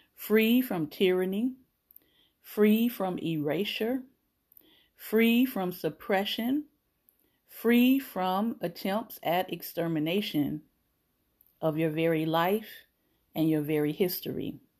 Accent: Florida, United States; I am Florida born. I grew up in Florida

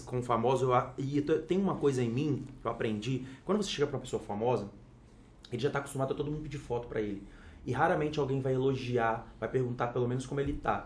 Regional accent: Vitória, Espírito Santo, Brazil; sou de Vitória, Espírito Santo

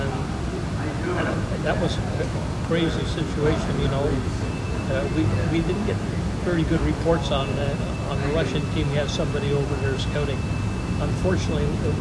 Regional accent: Montreal, Quebec, Canada; I was born in Montreal

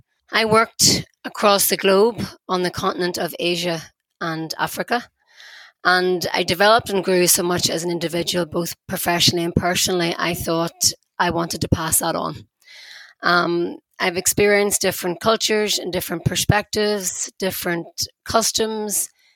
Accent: Belfast, Northern Ireland, United Kingdom; I'm from Belfast

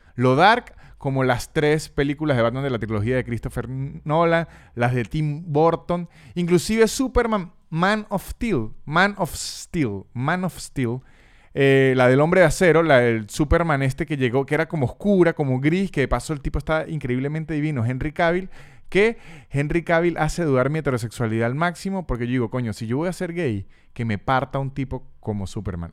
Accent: Venezuela; ya uno como venezolano

